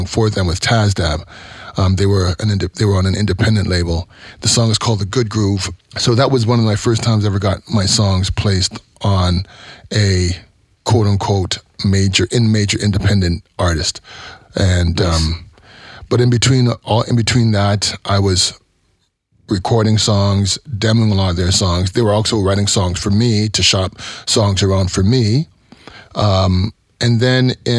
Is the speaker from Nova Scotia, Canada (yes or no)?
no; Toronto, Ontario, Canada; I was born and raised here in Toronto to Jamaican parents